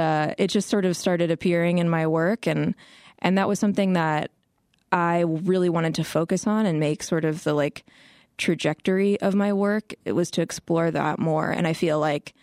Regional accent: Midwest, United States; I grew up in the Midwest

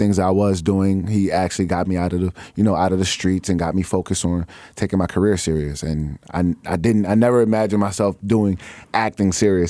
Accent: Chicago, Illinois, United States; Well, I'm from the North Side of Chicago. Oh, I like to say that I'm from everywhere because I lived so many places growing up, but my heart has always been here, Ch

